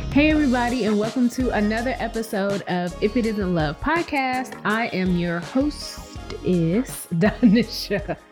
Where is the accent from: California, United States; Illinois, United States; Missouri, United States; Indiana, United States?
Illinois, United States; Chicago; moved away as an adult; also born or lived in Nashville; now in Houston, United States; I was born and raised in Chicago